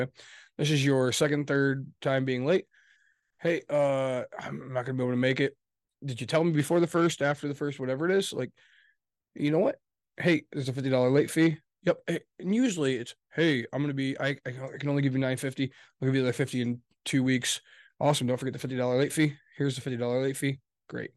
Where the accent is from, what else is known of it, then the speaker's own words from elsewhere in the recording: West Michigan, United States; we're from West Michigan